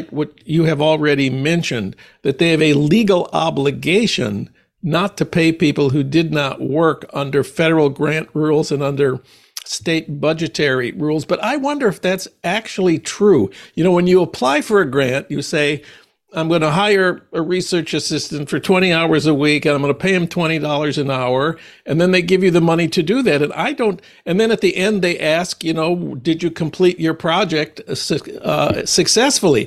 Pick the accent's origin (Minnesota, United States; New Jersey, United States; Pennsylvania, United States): Minnesota, United States; my home state of Minnesota